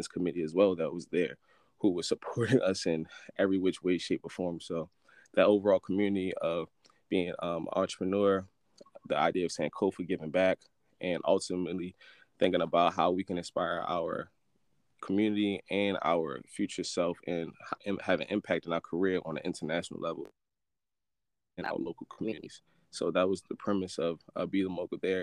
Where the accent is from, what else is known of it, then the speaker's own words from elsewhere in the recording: Baltimore, Maryland, United States; Growing up in East Baltimore, Green Mountain 24th, that's all I knew.